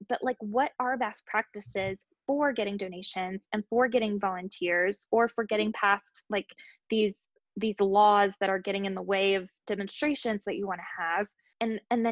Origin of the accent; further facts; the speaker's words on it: Nashville, Tennessee, United States; my hometown is Nashville, Tennessee